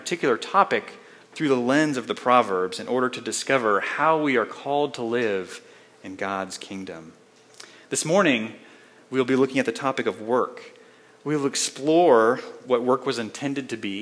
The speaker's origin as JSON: {"language": "English", "town": "Colorado Springs", "region": "Colorado", "country": "United States", "tie": "born or raised there", "also_born_or_lived": "Spokane, Washington", "moved": "as an adult", "said": "I grew up here in the Springs, not too far from downtown"}